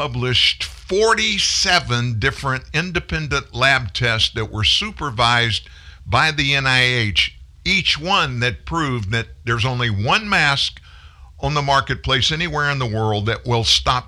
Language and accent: English; South Louisiana, United States; I'm from South Louisiana